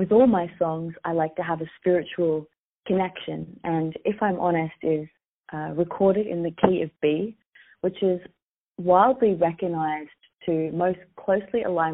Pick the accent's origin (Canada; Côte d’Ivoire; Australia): Australia; moved away as an adult; also born or lived in Los Angeles, United States; I'm originally from Australia. I was born here, although I've been living in Los Angeles for the past few years, but I'm born in Australia and I'm currently in Australia